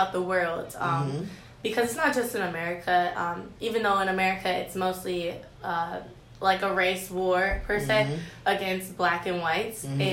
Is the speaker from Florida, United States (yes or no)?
no; Cleveland, Ohio, United States; now in Fresno, United States; I'm from Cleveland, Ohio, and I study psychology and graphic design here